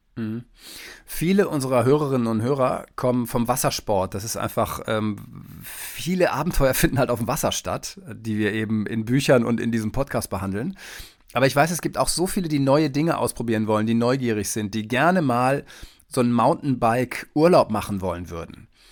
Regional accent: Detmold, North Rhine-Westphalia, Germany; ich komme ursprünglich aus dem Teutoburger Wald, aus Detmold

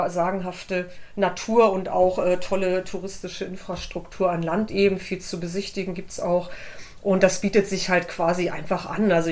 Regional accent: Flensburg, Schleswig-Holstein, Germany; Äh, ich bin in Flensburg geboren und war damals schon als Kind auf der Ostsee unterwegs äh, und so weiter mit meinen Eltern.

